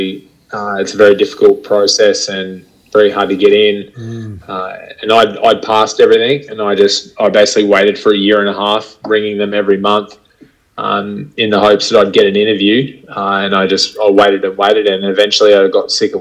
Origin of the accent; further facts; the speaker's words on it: Bundaberg, Queensland, Australia; also born or lived in Brisbane; it was pretty simple existence growing up in Bundy